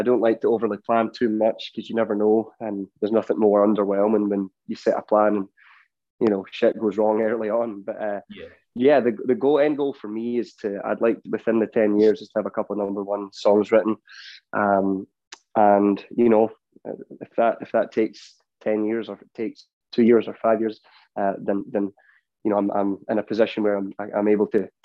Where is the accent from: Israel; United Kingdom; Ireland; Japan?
United Kingdom; Ayr, Scotland; now in Nashville, United States; I grew up in Ayr, so I've always had like the beach around me